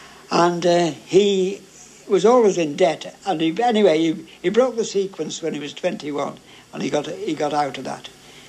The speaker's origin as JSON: {"language": "English", "town": "Formby", "region": "North West England", "country": "United Kingdom", "tie": "born or raised there", "said": "I was brought up in New Road. In Formby? In Formby."}